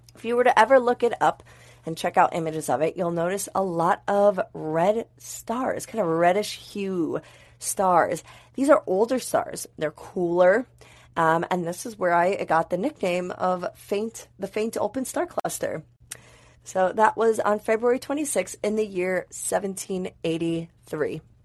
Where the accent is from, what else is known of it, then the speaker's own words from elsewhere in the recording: United States; accent: American; my crazy American accent